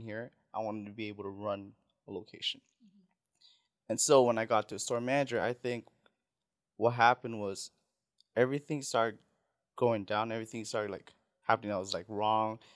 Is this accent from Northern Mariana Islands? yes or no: yes; Saipan, Northern Mariana Islands; first language Tagalog; English is a second language; moved away; also born or lived in Philippines; I was born in Philippines, went to Saipan. When I was raised in Saipan, it's, my first language was always Tagalog